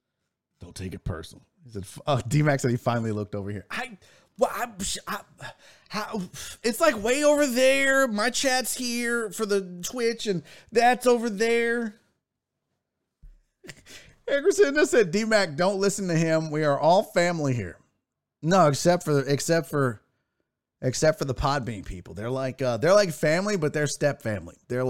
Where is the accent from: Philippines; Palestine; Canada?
Canada; Because I'm Canadian, and it's kind of in our, yeah, it's in the bylaws of being a Canadian that we have to be nice.